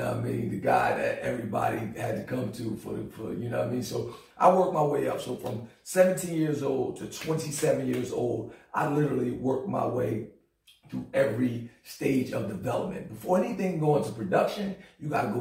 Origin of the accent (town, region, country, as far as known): New Jersey, United States; born or raised there; moved away as an adult; also born or lived in Philadelphia, Pennsylvania; now in Greensboro, United States